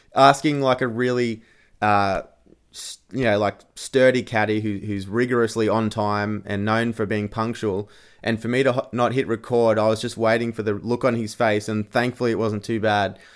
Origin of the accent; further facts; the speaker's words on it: Australia; being an Australian